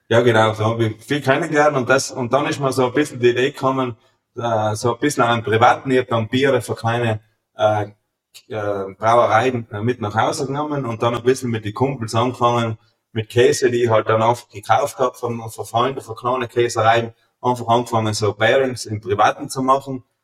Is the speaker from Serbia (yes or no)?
no; Feldthurns, Trentino-Alto Adige, Italy; also born or lived in Germany; ich komme aus Meißachtal, wir sind eigentlich in Feldurns mehr oder weniger eine Weißwein-Hochburg